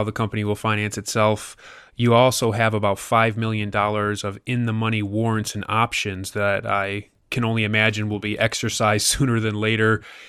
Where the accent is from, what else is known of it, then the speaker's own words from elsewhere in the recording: United States; because I'm from the United States